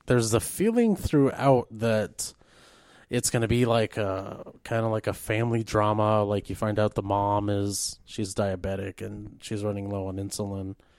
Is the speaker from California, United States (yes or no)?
no; Rapid City, South Dakota, United States; moved away; also born or lived in East River, South Dakota; I'm originally from the Rapid City area.